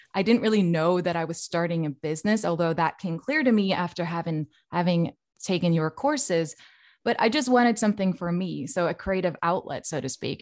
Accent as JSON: {"language": "English", "country": "Norway", "moved": "yes", "lives_now": "Sweden", "said": "I'm actually from Norway, but I do live in Sweden"}